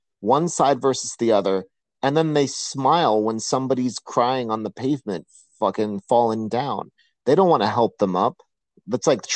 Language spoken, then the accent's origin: English; New York City, New York, United States; I grew up in New York City